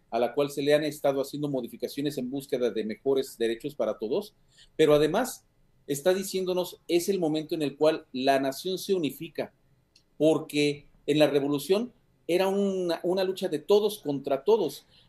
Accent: Mexico; toda nuestra identidad como mexicanos debe de reforzarse

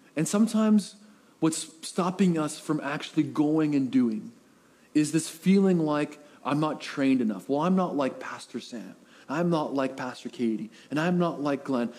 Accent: Coquitlam, British Columbia, Canada; now in Powell River, Canada; I was raised in the Tri City area, Coquitlam area.

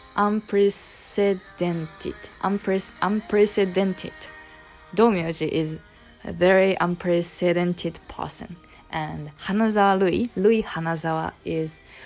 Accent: Kansai, Japan; accent: Kansai dialect; これって結構関西弁が出るワードだと思うんですよ

